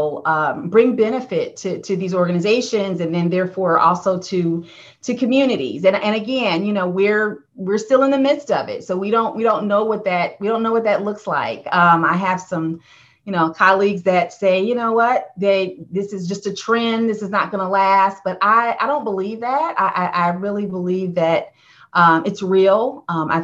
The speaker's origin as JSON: {"language": "English", "region": "Indiana", "country": "United States", "tie": "born or raised there", "also_born_or_lived": "Ohio", "said": "I grew up in the Midwest in Indiana"}